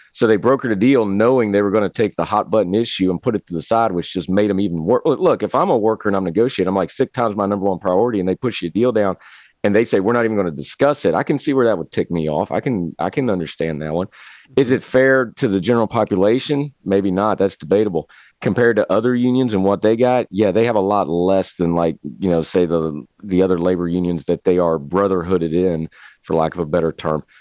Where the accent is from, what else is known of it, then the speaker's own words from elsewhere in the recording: West Virginia, United States; I'm from West Virginia. We got coal trains